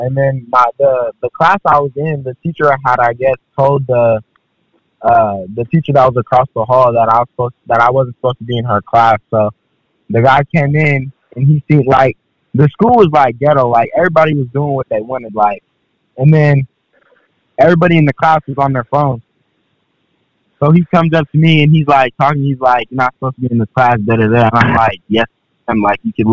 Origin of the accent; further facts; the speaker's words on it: Seattle, Washington, United States; I'm from Seattle